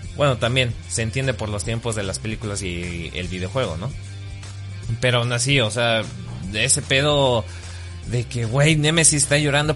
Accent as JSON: {"language": "Spanish", "country": "Mexico", "said": "Soy mexicano"}